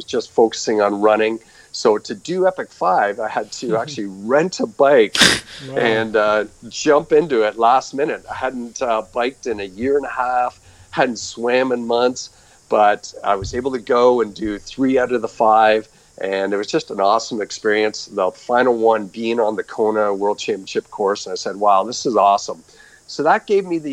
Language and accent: English; just outside of Toronto, Ontario, Canada; moved away as an adult; also born or lived in Albuquerque, New Mexico, United States; I'm actually originally from Canada. I grew up just outside of Toronto